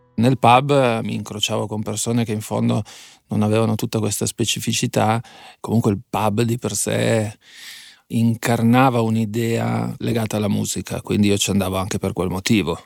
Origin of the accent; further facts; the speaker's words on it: Fossano, Piedmont, Italy; also born or lived in Bra; Io sono di Fossano, Fossano è una cittadina nel centro più o meno della provincia di Cuneo, ma in realtà poi la mia educazione sentimentale io l'ho tutta esperita a Bra